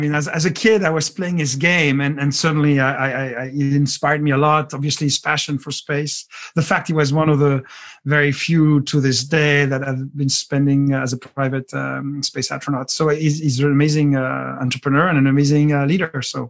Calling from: Seattle, Washington, United States; I'm in Seattle, so in Pacific Northwest, United States of America.

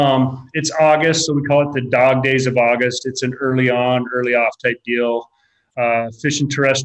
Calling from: Lolo, Montana, United States; I'm calling from Lolo, Montana, here in the Bitterroot Valley

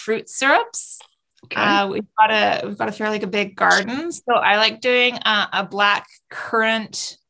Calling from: Vancouver, British Columbia, Canada; Vancouver, British Columbia.

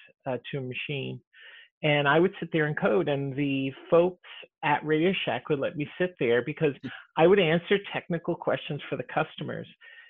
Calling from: Seattle, Washington, United States; At home, from Seattle.

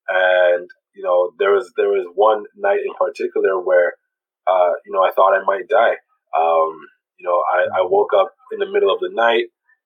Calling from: Toronto, Ontario, Canada; Yeah, I'm calling from Toronto.

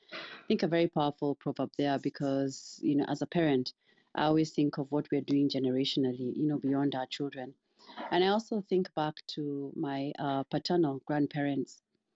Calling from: Missouri, United States; I'm joining from Missouri

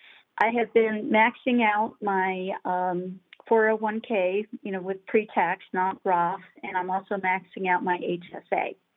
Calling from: Loveland, Colorado, United States; from Loveland, Colorado.

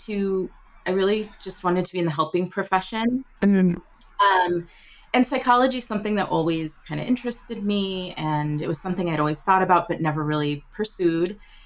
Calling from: New York, United States; Oh, thank you. I'm joining you from New York. I live in New York.

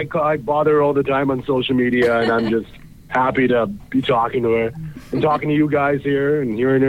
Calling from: Canada; I'm calling from Canada.

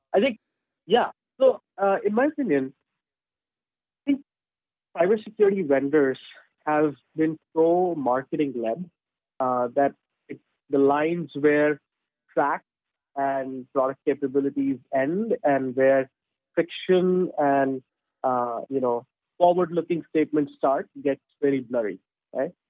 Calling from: London, United Kingdom; I'm calling from London, United Kingdom.

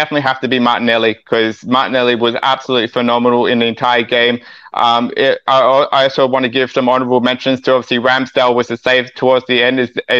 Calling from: Australia

